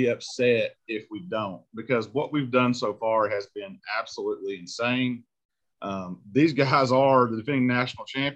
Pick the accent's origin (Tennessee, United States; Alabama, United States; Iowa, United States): Tennessee, United States; Mascot; I'm from Mascot